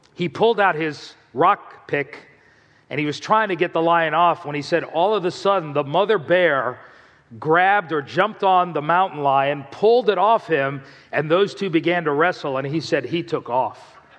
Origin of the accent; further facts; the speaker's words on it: South Florida, United States; I grew up in South Florida